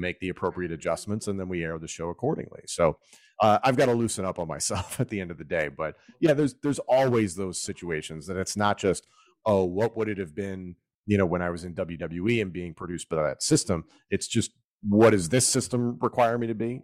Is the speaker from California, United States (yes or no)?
no; Philadelphia suburbs, Pennsylvania, United States; I grew up in the Philadelphia suburbs.